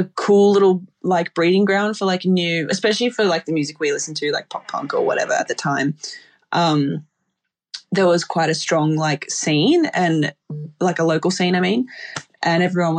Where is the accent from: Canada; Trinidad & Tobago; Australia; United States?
Australia; So I had to come back home to Oz. So it was like a short-lived living in UK.